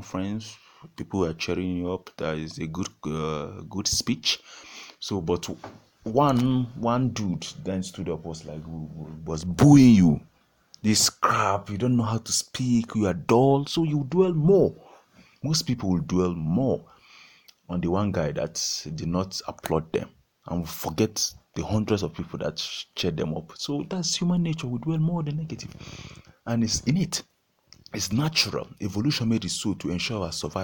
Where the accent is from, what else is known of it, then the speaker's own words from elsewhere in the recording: Nigeria; I'm from Nigeria